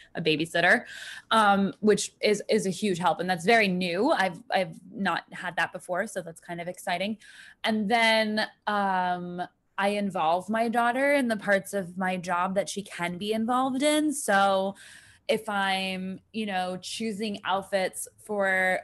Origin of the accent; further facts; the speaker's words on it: New York, United States; I am from New York